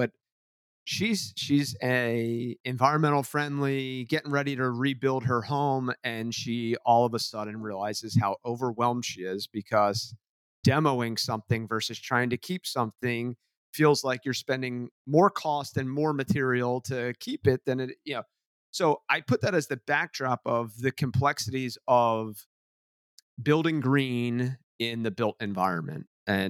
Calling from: New Jersey, United States; And so I'm dialing in from the Jersey Shore.

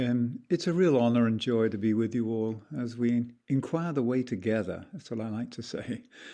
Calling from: Ojai, California, United States; I'm participating from Meditation Mount in Ojai, Southern California.

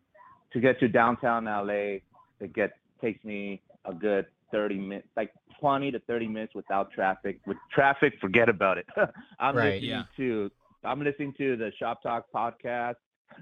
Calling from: Anaheim, California, United States; … out here in Anaheim, California

